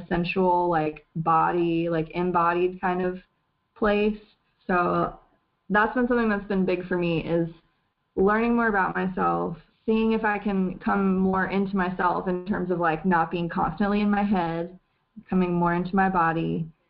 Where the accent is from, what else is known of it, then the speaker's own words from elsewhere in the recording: the South, United States; I was raised in the South